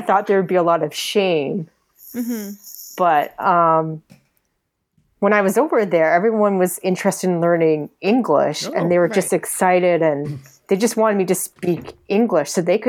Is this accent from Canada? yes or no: yes; Canada; accent: Canadian; they would hear my Canadian accent